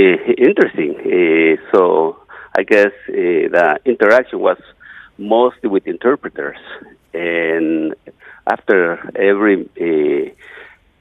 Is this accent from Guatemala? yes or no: yes; Guatemala; first language Maya; English is a second language; now in United States; I'm a Mayan Indian from Guatemala. I grew up, of course, in a very isolated village, speaking only Maya language